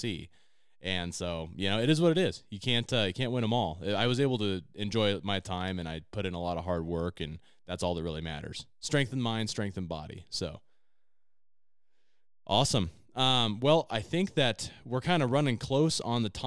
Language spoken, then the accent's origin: English; Redmond, Oregon, United States; Central Oregon, where I grew up in Redmond, is all high desert